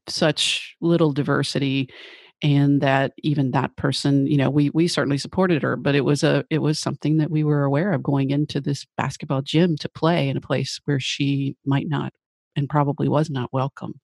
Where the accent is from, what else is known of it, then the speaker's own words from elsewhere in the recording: Tennessee, United States; I grew up in Tennessee, so in the South